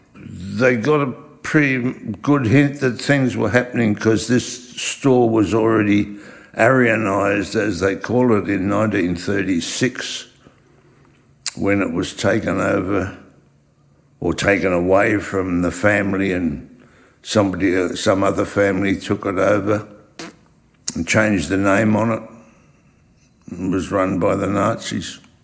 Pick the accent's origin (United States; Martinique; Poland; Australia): Australia; English is a second language; also born or lived in Weissenfels, Germany; I was born in Weissenfels in Germany. I came to Australia in 1938 uh, as a six year old